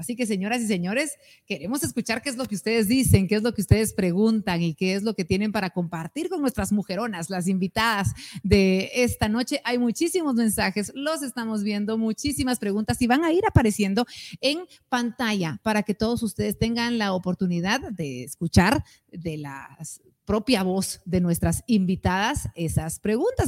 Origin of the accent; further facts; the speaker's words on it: Guatemala; como guatemaltecos